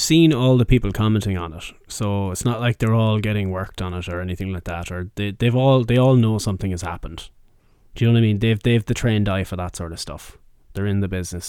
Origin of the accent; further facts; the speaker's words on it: Mayo, Connacht, Ireland; I'm from Mayo